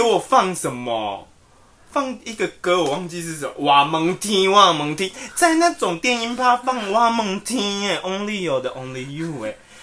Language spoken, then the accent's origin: Chinese; Taiwan